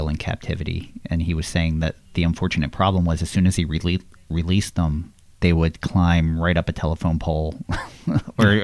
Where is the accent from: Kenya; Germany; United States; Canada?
United States; Bucks County, Pennsylvania; I grew up in Bucks County, PA